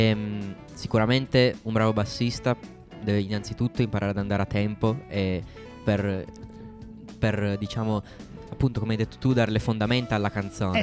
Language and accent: Italian; Turin, Piedmont, Italy; io sono nato a Torino e ho origini sarde e mia mamma invece è albanese